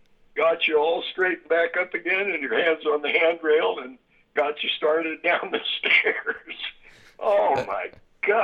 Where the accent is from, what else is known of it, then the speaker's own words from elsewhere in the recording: California, United States; Well, I'm from a very, very small town in Northern California. In fact, Humboldt County is four times the size of the state of Rhode Island and has 1/10 the population.